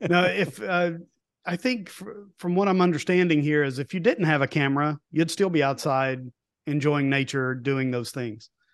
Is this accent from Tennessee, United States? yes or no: yes; East Tennessee, United States; moved away; also born or lived in Homestead, Florida; I grew up in East Tennessee, so I grew up around the Smoky Mountains